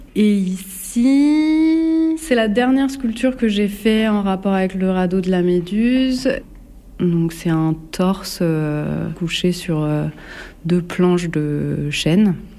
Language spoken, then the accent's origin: French; Bourges, Centre-Val de Loire, France; also born or lived in Paris; now in Nemours, France; j'ai grandi à Bourges et après j'ai vécu euh, à Paris, en région parisienne